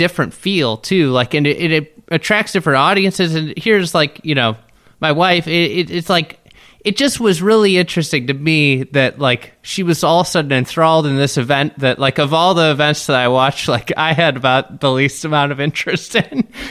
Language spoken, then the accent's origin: English; Chicago, Illinois, United States; I'm from Chicago